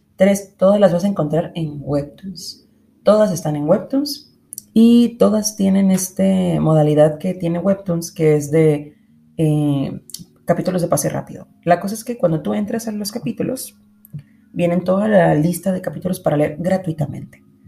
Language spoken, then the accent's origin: Spanish; Monterrey, Nuevo León, Mexico; yo soy de Monterrey